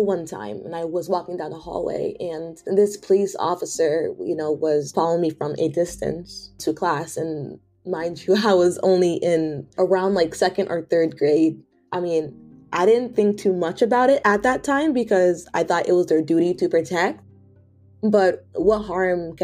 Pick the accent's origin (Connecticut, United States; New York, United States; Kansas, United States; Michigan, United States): Connecticut, United States; Hartford; moved away as an adult; also born or lived in Washington, D.C.; I was born in Hartford, Connecticut. I was born in a predominantly Black neighborhood